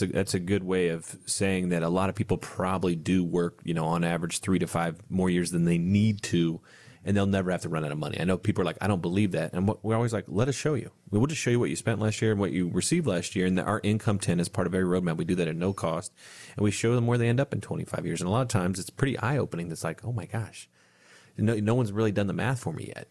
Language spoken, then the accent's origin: English; Bellefontaine, Ohio, United States; my hometown, uh, just outside Bell Fountain